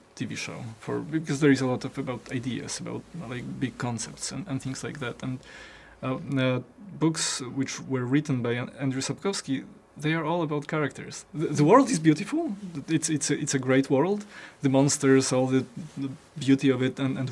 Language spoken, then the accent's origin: English; Poland; I was born in Poland and I was growing up in Poland